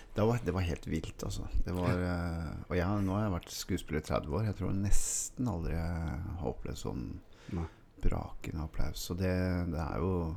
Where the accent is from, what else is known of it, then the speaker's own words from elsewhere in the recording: Oslo, Norway; also born or lived in St. Hanshaugen, Oslo; der jeg vokste opp i Melsersgata